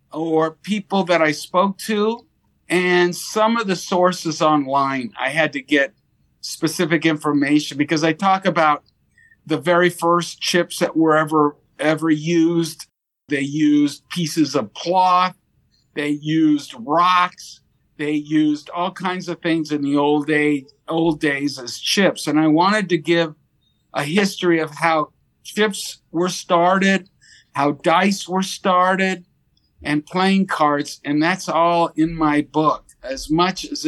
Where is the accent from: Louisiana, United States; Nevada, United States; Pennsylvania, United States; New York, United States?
Nevada, United States; Las Vegas; also born or lived in Monterey Park, California; I grew up in Las Vegas